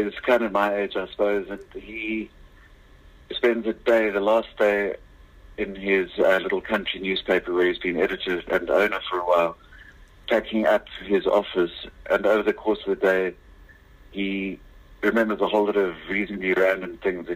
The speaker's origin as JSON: {"language": "English", "area": "Lowveld", "region": "Mpumalanga", "country": "South Africa", "tie": "born or raised there", "said": "the little town that I grew up near in the Lowveld."}